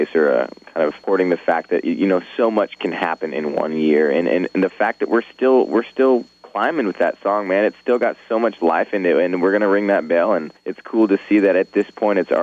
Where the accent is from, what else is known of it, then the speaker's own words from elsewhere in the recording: Orangevale, California, United States; also born or lived in Sacramento / Folsom; I grew up in Northern California. I'm from a town called Folsom, I'm from a town called Orangeville, which is right next to Folsom